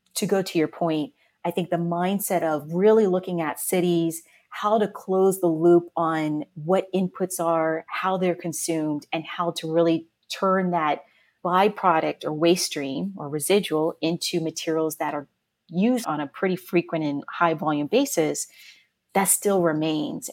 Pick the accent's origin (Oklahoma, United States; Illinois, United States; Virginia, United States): Virginia, United States; Woodbridge; moved away as an adult; now in New York City, United States; Woodbridge, Virginia